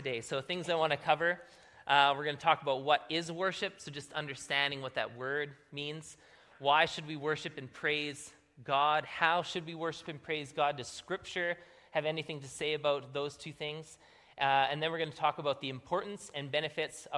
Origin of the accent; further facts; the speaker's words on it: Manitoba, Canada; moved away; we're from Manitoba